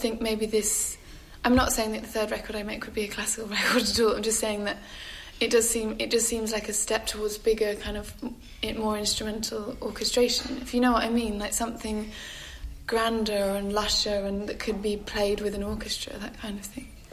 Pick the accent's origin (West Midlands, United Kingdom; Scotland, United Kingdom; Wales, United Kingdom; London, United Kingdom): London, United Kingdom; growing up in Camberwell and going to those punk gigs